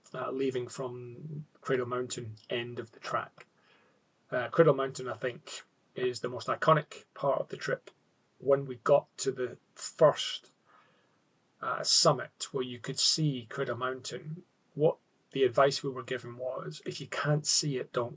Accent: Scotland, United Kingdom; now in Australia; being a Scot

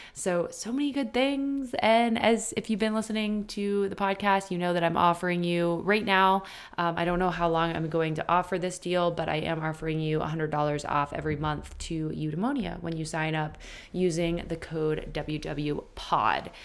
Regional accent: Maine, United States; also born or lived in Boston, Massachusetts; I am born and raised in Maine.

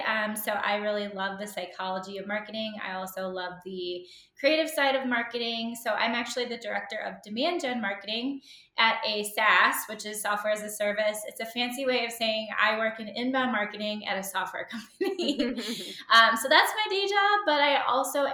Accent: Chicago, Illinois, United States; moved away as an adult; now in Golden, United States; my husband and I actually just relocated from Chicago, where I am born and raised in the Chicagoland area, to Colorado. And we live in Golden, Colorado now.

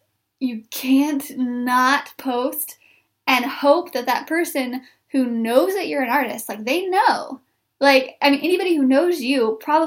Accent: Wheatland, Missouri, United States; now in Springfield, United States; I grew up in a town named Wheatland, Missouri, population 371

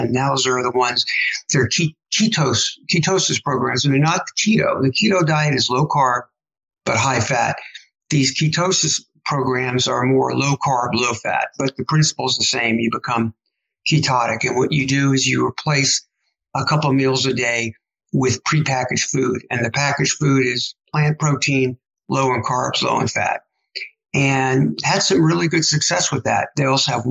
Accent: New York City, New York, United States; moved away as an adult; also born or lived in Ann Arbor, Michigan / San Antonio, Texas / Biloxi, Mississippi / Northern Virginia; now in Austin, United States; I grew up in New York City

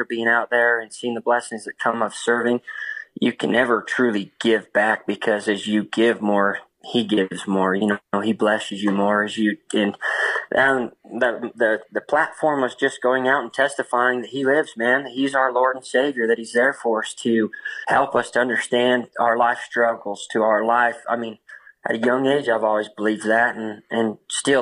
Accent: Roosevelt, Utah, United States; born and raised in Roosevelt, Utah, just a small town

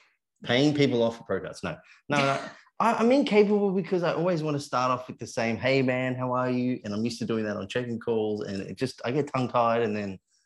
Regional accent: New Zealand; now in Essex, United Kingdom; Yeah, I'm a Kiwi in Essex.

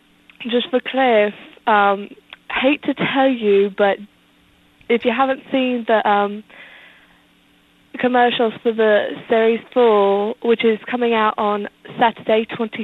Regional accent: London, United Kingdom; I'm actually from London, but I'm visiting some family in the States.

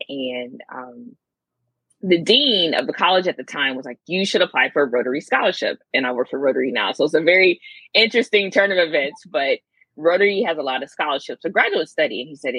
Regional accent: the South, United States; I'm from the South, being warm all year, I couldn't really complain, right?

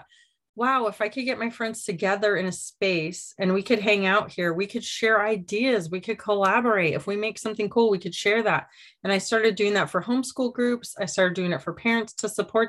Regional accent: Michigan, United States; moved away; We grew up in Michigan

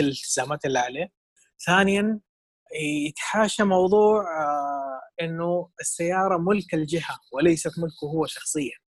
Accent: Saudi Arabia; عندنا في السعوديه

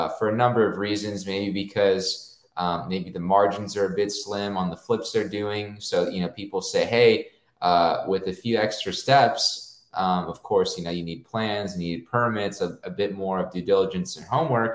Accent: Corpus Christi, Texas, United States; moved away as an adult; now in Austin, United States; I was born and raised in Corpus Christi, which is on the Gulf Coast, Texas Gulf Coast, 2 hours south of San Antonio

